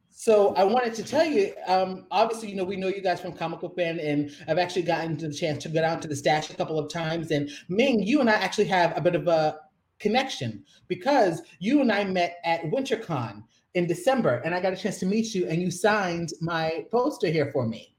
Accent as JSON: {"language": "English", "town": "Columbus", "region": "Ohio", "country": "United States", "tie": "born or raised there", "said": "we grew up in Columbus, Ohio. We we've known each other since we were 13"}